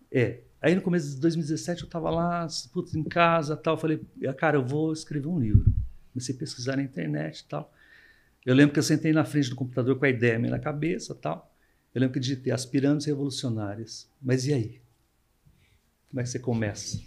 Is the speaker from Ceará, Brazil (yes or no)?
no; Monteiro Lobato, São Paulo, Brazil; quando eu era criança, eu morava em Monteiro, Monteiro Lobato